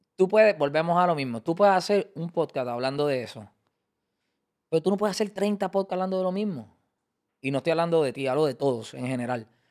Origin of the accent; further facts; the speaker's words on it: Carolina, Puerto Rico; yo soy de Carolina